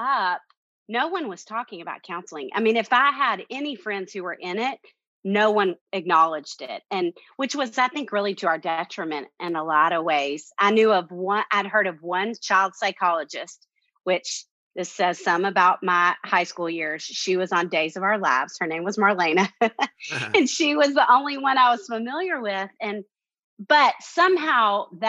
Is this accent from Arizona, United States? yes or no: no; Little Rock, Arkansas, United States; moved away as an adult; now in Nashville, United States; I'm from Little Rock, Arkansas, and got into Vanderbilt grad school